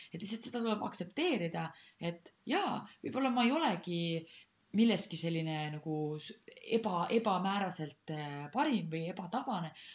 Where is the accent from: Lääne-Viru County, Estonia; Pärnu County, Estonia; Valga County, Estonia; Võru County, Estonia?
Võru County, Estonia; Rõuge; moved away; also born or lived in Tallinn; ma kasvasin kuskil Rõuges